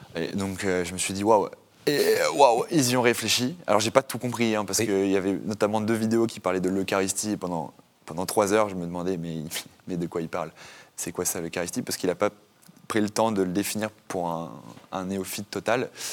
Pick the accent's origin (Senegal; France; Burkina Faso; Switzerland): France; Normandy; j'ai grandi en France, en Normandie